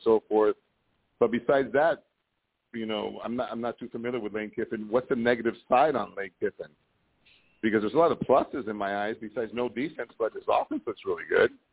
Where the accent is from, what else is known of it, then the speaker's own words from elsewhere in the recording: Miami, Florida, United States; moved away; I'm from Miami, but I'm not living in the Miami area